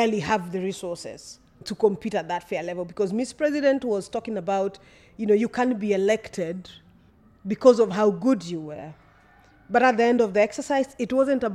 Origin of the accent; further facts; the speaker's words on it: Kenya; as Kenyan women